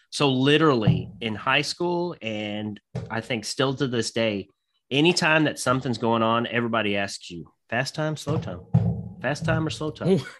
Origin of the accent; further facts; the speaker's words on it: Scotland, United Kingdom; I'm I'm obviously Scottish as well